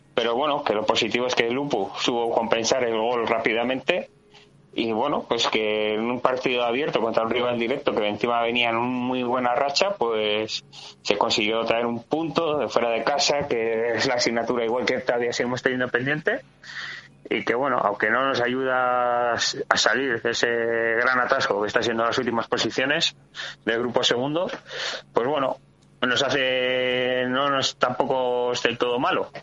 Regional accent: Vitoria-Gasteiz, Basque Country, Spain; somos el reflejo de Vitoria y en Vitoria siempre somos más de criticar que de verlo

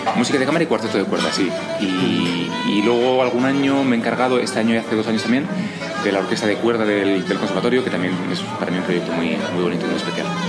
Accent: Spain; also born or lived in Germany / United States; yo soy español

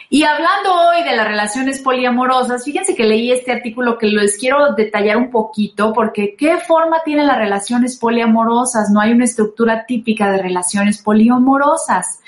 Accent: Rioverde, San Luis Potosí, Mexico; moved away as an adult; now in Mexico City, Mexico; soy de Río Verde, San Luis Potosí, pero los últimos 10 años antes de venirme a la Ciudad de México viví en San Luis Potosí

